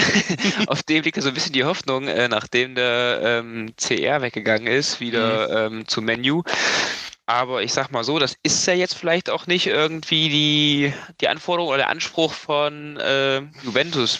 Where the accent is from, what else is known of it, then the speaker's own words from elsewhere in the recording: Hesse, Germany; als Hesse oder wir als Hessen